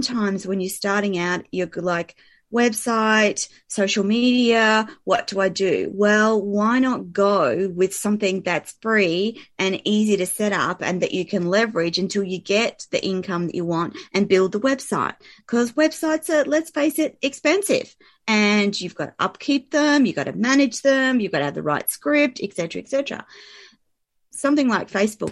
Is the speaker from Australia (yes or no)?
yes; Australia; I'm an Aussie